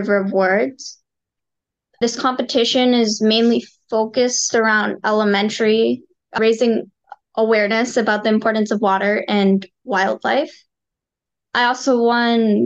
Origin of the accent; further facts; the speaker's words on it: Atlanta, Georgia, United States; I'm from Atlanta, Georgia.